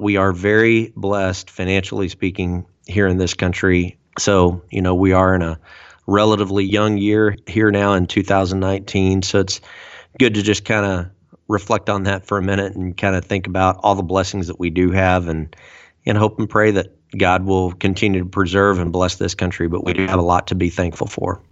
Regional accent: United States; we as American citizens, average everyday Americans

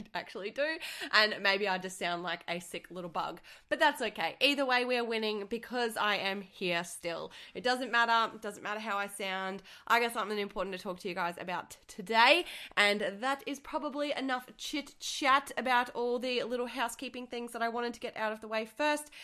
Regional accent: Australia; I'm from Australia

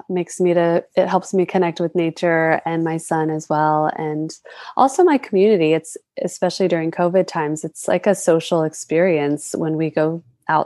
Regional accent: North Carolina, United States; now in Hawaii, United States; I was born and raised in the United States on the mainland in North Carolina

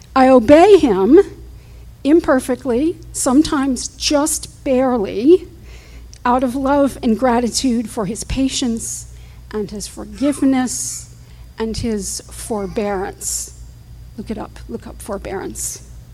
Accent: Fort Lauderdale, Florida, United States; also born or lived in Houston, Texas; We moved from Houston, Texas, to Fort Lauderdale, where my mother's family lived.

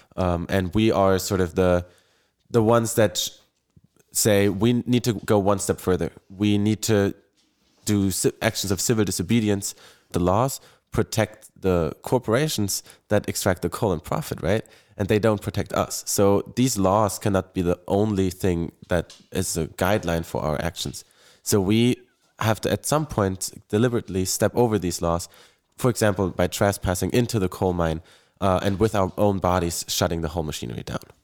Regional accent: Bonn, North Rhine-Westphalia, Germany; I come from Bonn, Germany, uh, in Western Germany

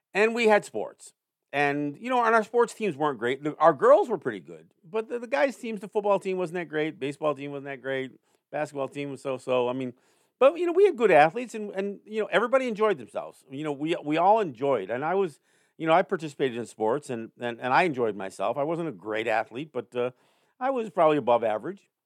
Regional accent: Cambridge, New York, United States; now in Cattaraugus Territory, Seneca Nation, United States; The school that I went to high school at, um, in Cambridge, New York, uh, upstate near Saratoga area

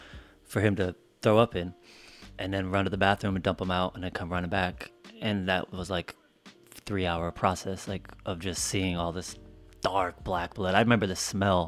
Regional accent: Colorado, United States; So we grew up in Colorado most of the time, and that's where he got sick.

